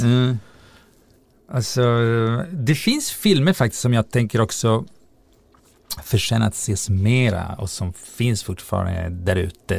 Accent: Italy; moved away as an adult; now in Sweden; i Italien där jag växte upp

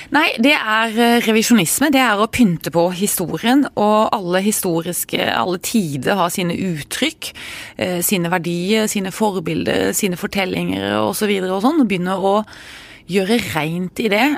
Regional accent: Arendal, Agder, Norway; Jeg er jo fra Arendal

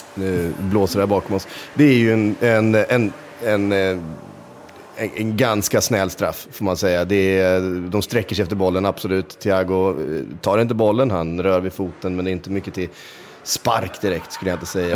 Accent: Sweden; som svensk

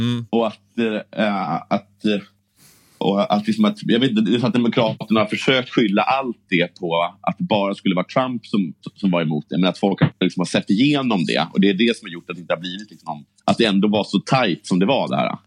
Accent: Sweden; vi svenskar

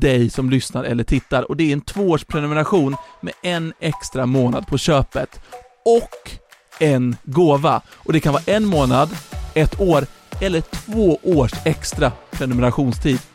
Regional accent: Sweden; jag kommer från typ, alltså Järna, Nyköping.

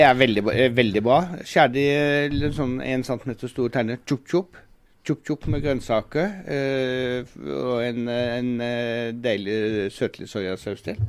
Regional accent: Sørlandet, Southern Norway, Norway; Jeg er jo sørlending

